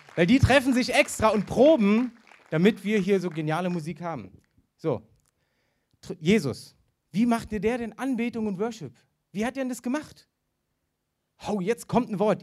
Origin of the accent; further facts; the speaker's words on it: the East, East Germany, Germany; ich bin im Osten aufgewachsen